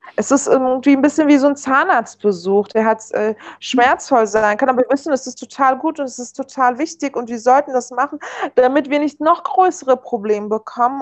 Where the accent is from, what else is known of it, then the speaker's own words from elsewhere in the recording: Berlin, Germany; German is a second language; Also ich bin ja im Wedding sogar geboren